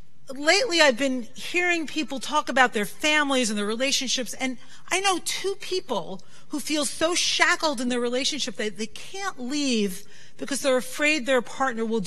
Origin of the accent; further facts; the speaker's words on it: New York City, New York, United States; when I was a little girl growing up in Brooklyn, I'm so lucky I grew up in Brooklyn